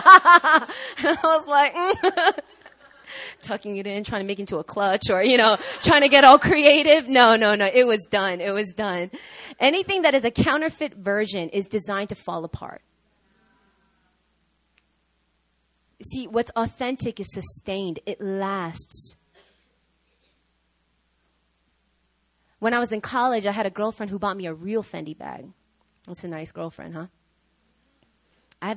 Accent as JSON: {"language": "English", "region": "New York", "country": "United States", "said": "I'm from New York, okay?"}